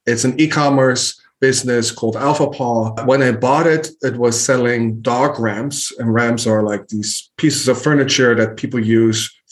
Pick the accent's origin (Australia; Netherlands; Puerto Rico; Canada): Netherlands; moved away as an adult; now in United States; I grew up in Holland, the Netherlands, moved to the States 12, 13 years ago